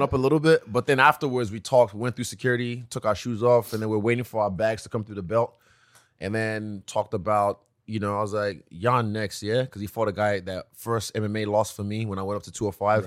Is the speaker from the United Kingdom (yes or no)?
no; Nigeria; moved away; also born or lived in New Zealand / China; I come from a nice family, uh, a, a very, uh, affluent family in Nigeria